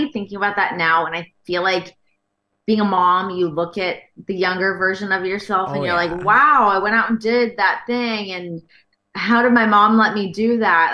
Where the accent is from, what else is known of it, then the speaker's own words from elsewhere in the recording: Canada; moved away as an adult; also born or lived in Toronto / Los Angeles; as a Canadian